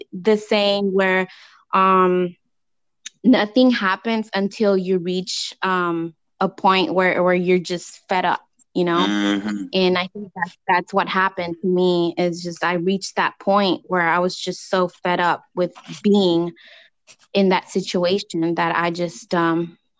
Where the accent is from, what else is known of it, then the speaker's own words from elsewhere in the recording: California, United States; I was raised here in California